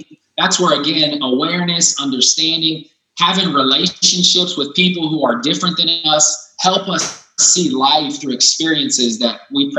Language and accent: English; Pella, Iowa, United States; I know I grew up in Pella, Iowa. Population X, you know, predominantly white.